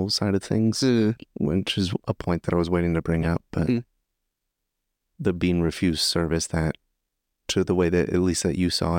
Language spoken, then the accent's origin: English; United States; moved away as an adult; now in Japan; as an American in Japan